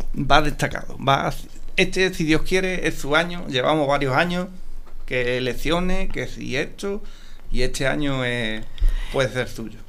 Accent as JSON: {"language": "Spanish", "town": "Paterna de Rivera", "region": "Andalusia", "country": "Spain"}